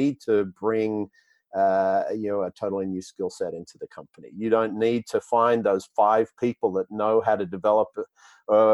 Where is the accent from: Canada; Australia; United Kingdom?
Australia; accent: Australian; That's the Australian accent. Yeah, American isn't my first language. Unfortunately, it's Australian.